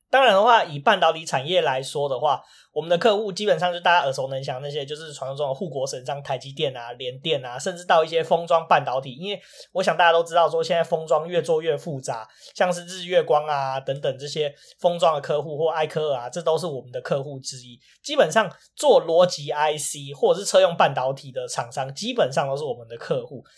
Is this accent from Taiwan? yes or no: yes; Taiwan; 所以说也不方便我们台湾人去多 讲一些什么或什么的